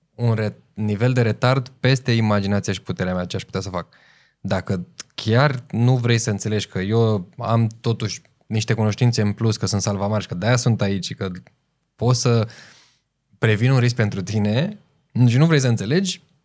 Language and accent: Romanian; Romania; noi suntem români puternici